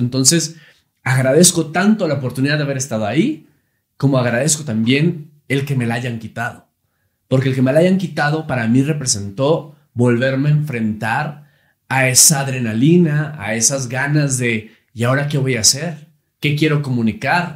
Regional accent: Monterrey, Nuevo León, Mexico; Empecé muy niño conduciendo un programa infantil en Televisa Monterrey. Yo soy de Monterrey, Nuevo León

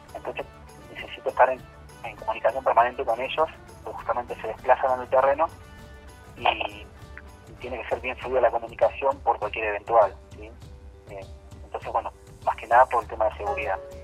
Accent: Buenos Aires, Argentina; soy de Buenos Aires

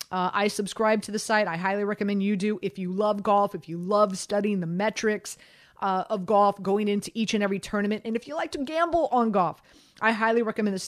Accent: Miami, Florida, United States; born and raised in Miami

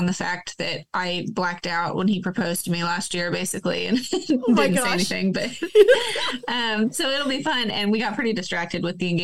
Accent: Lawrence, Kansas, United States; now in Pratt, United States; I grew up in the Northeast out by Lawrence

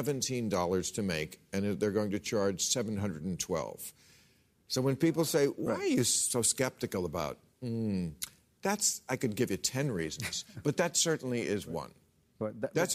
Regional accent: New Jersey, United States; New Jersey governor, my home state

